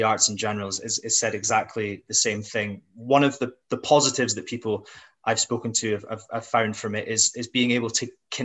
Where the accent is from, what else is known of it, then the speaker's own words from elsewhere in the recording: near Aberdeen, northeast Scotland, United Kingdom; moved away; also born or lived in Glasgow; I'm not from Glasgow originally. I'm from up in the northeast near Aberdeen, but I've spent a lot of time in Glasgow